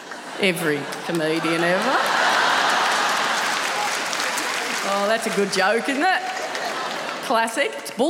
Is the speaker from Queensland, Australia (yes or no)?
no; Tasmania, Australia; I'm from Tasmania. Lovely place, famous for a lot of things. Potatoes and our frighteningly small gene pool.